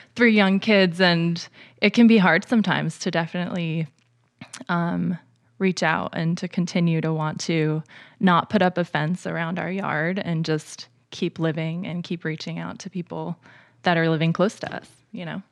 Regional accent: northern New Jersey, United States; moved away as an adult; now in Lancaster, United States; I grew up in northern New Jersey

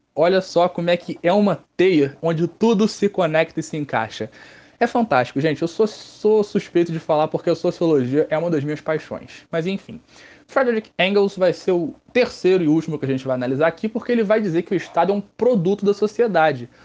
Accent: Rio de Janeiro, Brazil; eu sou do Rio de Janeiro, do estado do Rio de Janeiro, é um pulo para eles chegarem aqui na minha cidade.

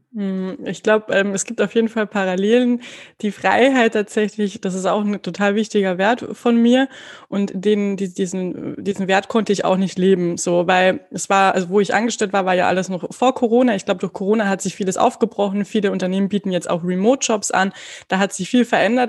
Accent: Carinthia, Austria; accent: Carinthian; ich komme aus Österreich. Das werdet ihr wahrscheinlich unschwer dann auch an meinem Dialekt zwischendrin mal erkennen

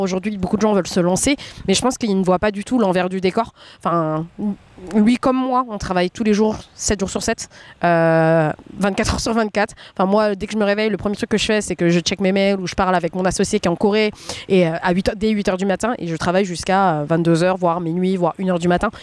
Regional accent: France; moi je m'étais vue en tant que femme asiatique en grandissant en France

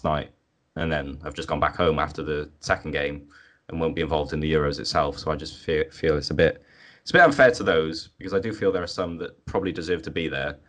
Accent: Wales, United Kingdom; moved away as an adult; now in England; I am Welsh

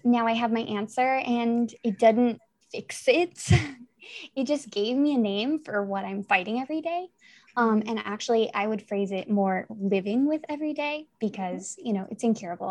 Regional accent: Italy; I'm also from Italy.

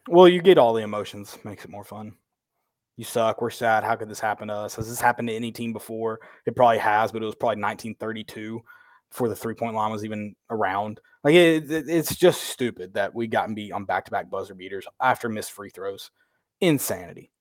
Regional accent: the South, United States; we grew up in the South

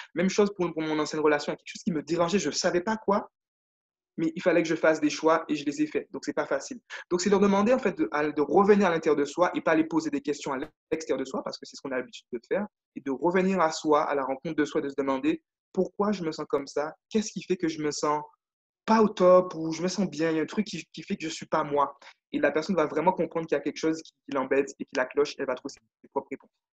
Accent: Guadeloupe; moved away as an adult; j'ai eu la chance, moi, de, vivre, de vivre en Guadeloupe. Donc, je suis né en Guadeloupe. Et voilà, j'ai fait, je suis parti à 18 ans de chez moi

